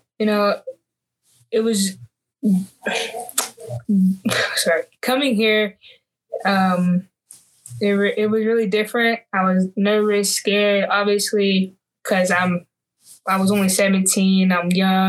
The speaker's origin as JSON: {"language": "English", "town": "Antelope", "region": "California", "country": "United States", "tie": "born or raised there", "moved": "as an adult", "said": "I'm from Antelope. It's a very small town, like not very well known, I don't believe, but it's literally right outside of Sacramento. And I went to Antelope High School."}